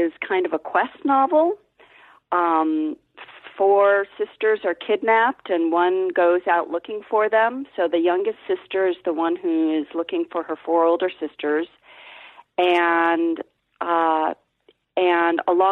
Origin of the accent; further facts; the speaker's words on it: Ohio, United States; I'm from Ohio